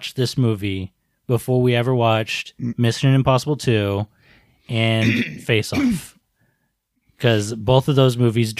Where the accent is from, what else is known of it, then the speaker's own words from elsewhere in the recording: United States; I used to think Chow Yun-fat's name was funny as an American who's not, you know, used to Chinese names.